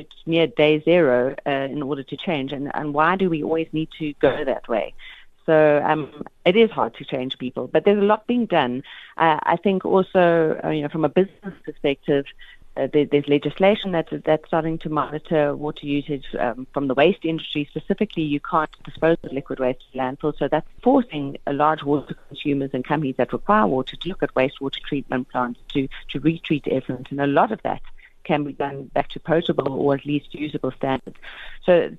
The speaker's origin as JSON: {"language": "English", "country": "South Africa", "said": "as a South African public"}